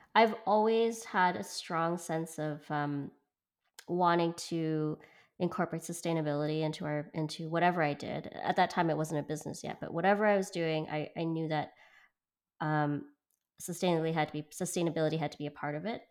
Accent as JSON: {"language": "English", "town": "Vancouver", "region": "British Columbia", "country": "Canada", "tie": "born or raised there", "also_born_or_lived": "Hong Kong", "moved": "yes", "said": "so I'm from Hong Kong and I grew up in Vancouver"}